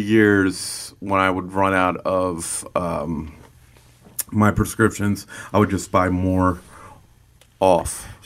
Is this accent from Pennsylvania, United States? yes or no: yes; Lancaster, Pennsylvania, United States; I was, uh, born and raised in Lancaster